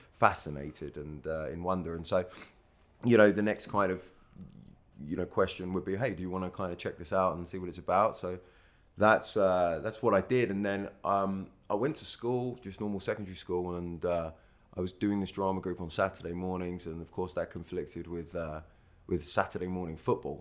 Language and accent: English; Stevenage, East of England, United Kingdom; moved away as an adult; also born or lived in New York; I'm from, I grew up in Stevenage in Hertfordshire